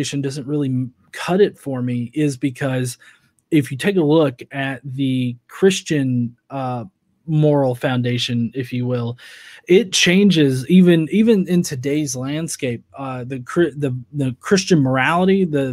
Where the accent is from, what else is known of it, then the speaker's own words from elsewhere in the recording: United States; me as an American